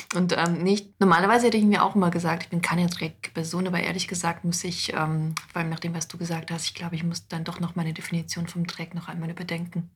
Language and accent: German; Wetteraukreis, Hesse, Germany; also born or lived in Moscow; ich komme ja auch aus dem Wetteraukreis